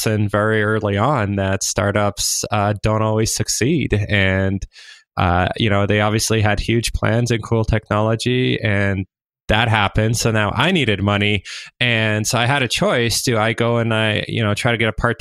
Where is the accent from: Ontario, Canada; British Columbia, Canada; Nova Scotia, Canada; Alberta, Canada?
Ontario, Canada; Waterloo; I grew up in Waterloo. It's a startup hub.